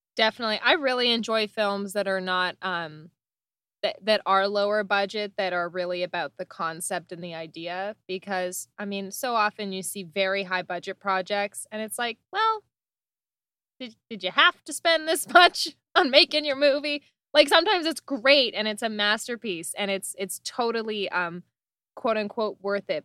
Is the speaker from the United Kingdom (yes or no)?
no; Canada; I'm Canadian